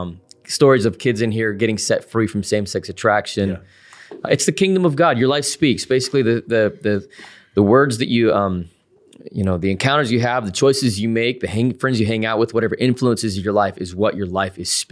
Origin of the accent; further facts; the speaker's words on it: Salt Lake City, Utah, United States; Salt Lake City, Utah.